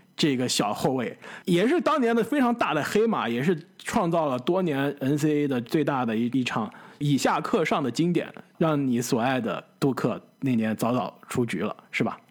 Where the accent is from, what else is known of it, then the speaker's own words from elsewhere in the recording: China; moved away; 小时候在国内的时候啊，就看篮球可比较多